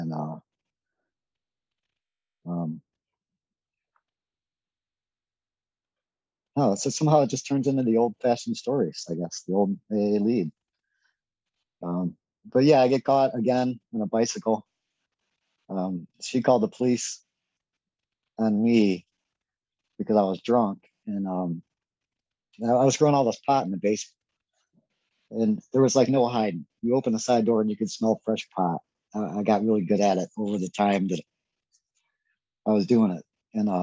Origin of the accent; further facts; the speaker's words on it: United States; I'm an American